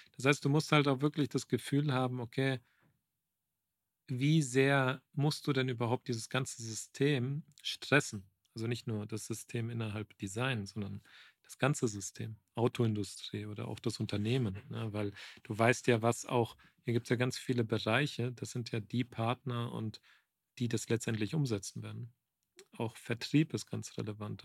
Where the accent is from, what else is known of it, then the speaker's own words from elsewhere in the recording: Frankfurt, Hesse, Germany; also born or lived in Croatia (parents' origin); now in Munich, Germany; Ich bin gebürtiger Frankfurter, aber bin Kroate